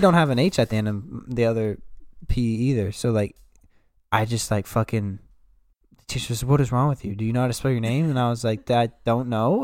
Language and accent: English; Yorktown, United States; I'm from Yorktown.